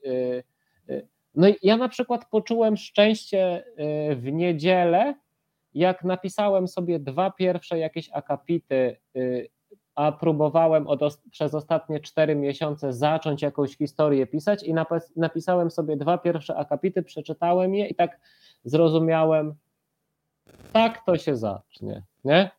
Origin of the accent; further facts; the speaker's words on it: Łańcut, Subcarpathian Voivodeship, Poland; mieszkam y, pod łańcuchem, no ale urodziłem się w łańcucie